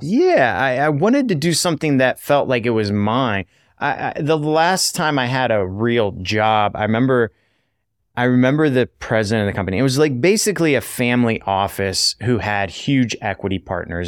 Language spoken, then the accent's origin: English; United States; moved away as an adult; also born or lived in Vietnam; growing up as an American